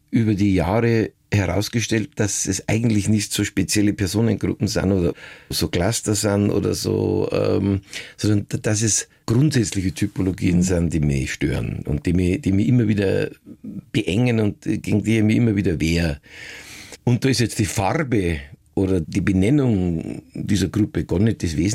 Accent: Passau, Bavaria, Germany; ich bin Kabarettist, Schauspieler und Niederbayer. Schon mit meinem ersten Programm habe ich meine Heimatstadt Passau in größte Aufregung versetzt.

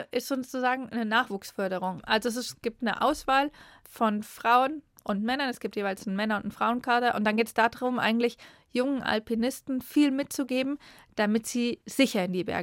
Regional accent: Hesse, Germany; also born or lived in Patagonia, Argentina / Switzerland; now in Argentina

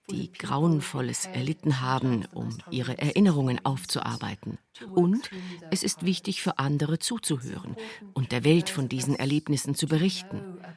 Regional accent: Durban, KwaZulu-Natal, South Africa; Die Wahrheits- und Versöhnungskommissionen begannen in meiner Heimatstadt Durban. Am Sonntag zuvor haben wir dort in unserer jüdischen Gemeinde einen interreligiösen Gottesdienst gehalten.

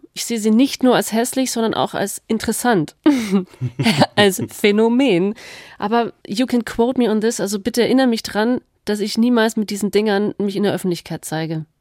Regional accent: Bad Wörishofen, Bavaria, Germany; ich komme aus dem Allgäu, aus Bad Wörishofen, wo man traditionell Kneipsandalen trägt

